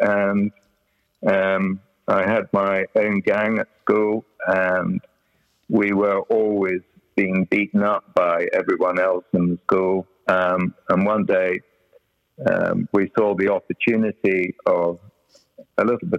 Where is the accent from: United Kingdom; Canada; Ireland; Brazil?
United Kingdom; North Wales; moved away as an adult; grew up in this environment of North Wales